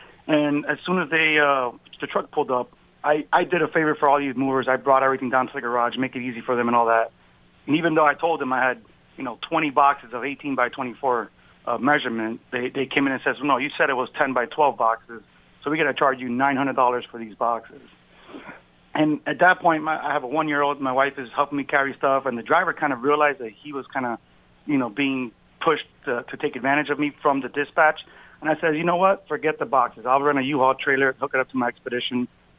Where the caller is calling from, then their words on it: Glastonbury, Connecticut, United States; also born or lived in Florida / New Jersey; Glastonbury, Connecticut.